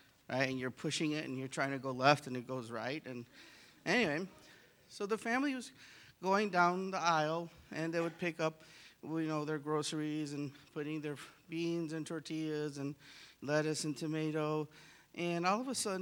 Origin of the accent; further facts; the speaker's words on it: Chicago, Illinois, United States; I grew up in Chicago